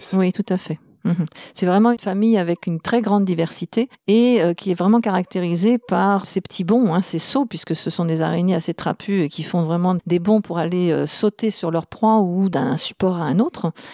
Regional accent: France; on la trouve chez nous en France

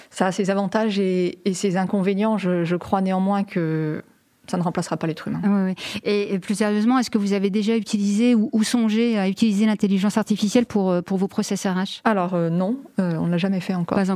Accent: Lyon, Auvergne-Rhône-Alpes, France; Moi, je suis lyonnaise

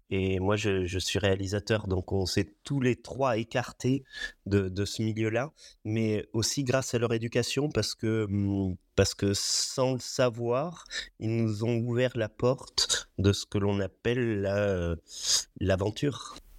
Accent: Roya Valley, Provence-Alpes-Côte d'Azur, France; also born or lived in Nice; je, suis enfant de la vallée de la Roya, effectivement. J'ai vécu dans cette vallée. Je suis né euh, à Nice, mais euh, dès les premiers jours euh, après ma naissance, je suis remonté dans, cette vallée

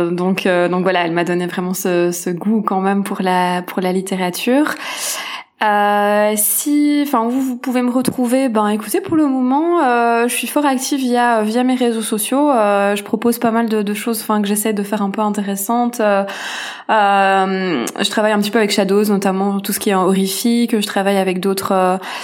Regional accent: Belgium; je suis une petite Belge

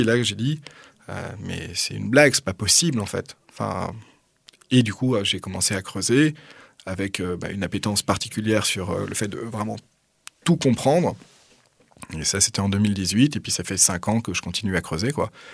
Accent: Paris, Île-de-France, France; moved away as an adult; now in Toulouse, France; je suis né à Paris dans le 15e, donc en 1986

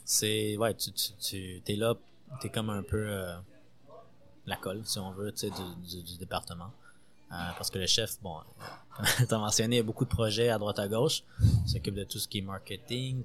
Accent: Montreal, Quebec, Canada; also born or lived in Paris, France; Montréal, 100%. Euh, j'ai grandi à Montréal

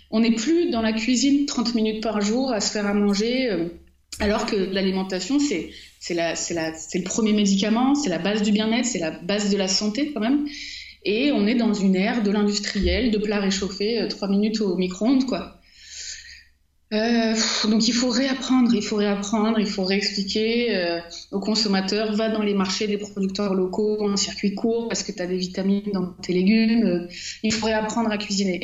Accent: Marseille, Provence-Alpes-Côte d'Azur, France; je suis née à Marseille

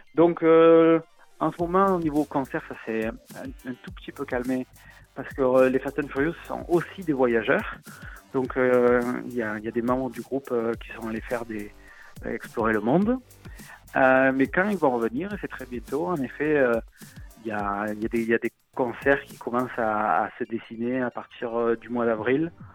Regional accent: Marseille, Provence-Alpes-Côte d'Azur, France; accent: Marseillais; j'ai l'accent marseillais

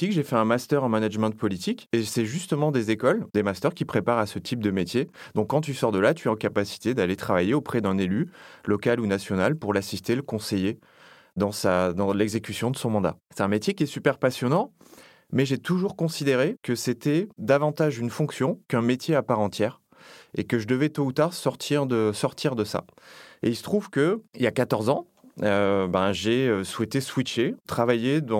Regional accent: Nouvelle-Aquitaine, France; now in Paris, France; je suis originaire du sud-ouest de la France, du Lot-et-Garonne, qui est un lieu où j'ai grandi, où je suis né, où j'ai toute ma famille. Donc je suis d'abord ça, je suis d'abord un gars du Sud qui est venu travailler sur Paris.

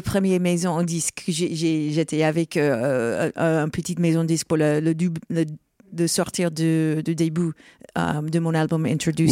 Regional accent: Rochester, New York, United States; French is a second language; moved away; je viens de Rochester, New York. C'est l'état de New York.

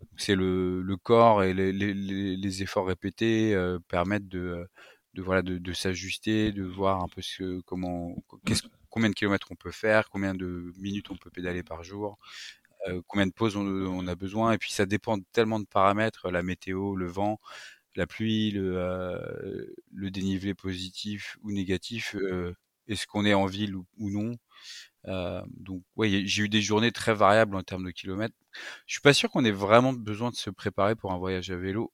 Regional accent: Paris, Île-de-France, France; je suis parisien, j'ai toujours vécu en région euh, parisienne

